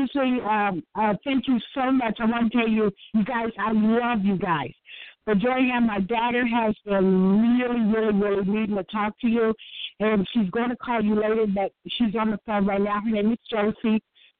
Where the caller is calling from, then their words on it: Illinois, United States; calling from Illinois.